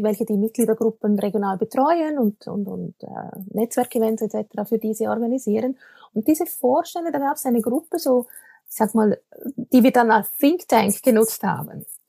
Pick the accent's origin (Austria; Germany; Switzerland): Switzerland; accent: Swiss-tinged Standard German; vielleicht hört man es, ich komme aus der Schweiz, ich spreche aus der Schweiz zu dir. Äh, das heißt, mein Hochdeutsch ist natürlich äh, ein bisschen gefärbt